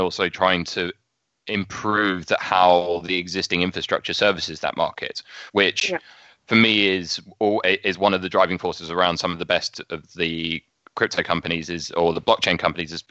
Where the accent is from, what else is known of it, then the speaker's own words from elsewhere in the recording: England, United Kingdom; Being English